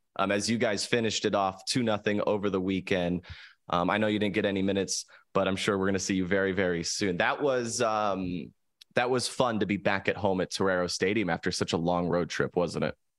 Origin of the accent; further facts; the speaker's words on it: San Diego, California, United States; I grew up here in San Diego